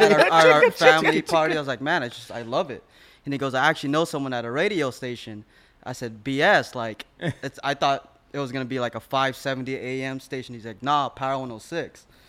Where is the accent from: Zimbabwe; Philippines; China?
Philippines; And I'm Filipino, so it's either you're in the nurse or military.